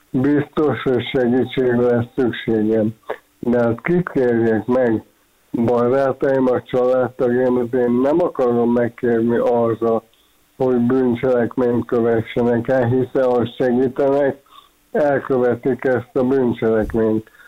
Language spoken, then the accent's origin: Hungarian; Hungary; Én magyar vagyok, szeretem, szeretek magyar lenni, büszke vagyok rá, szeretek Magyarországon élni.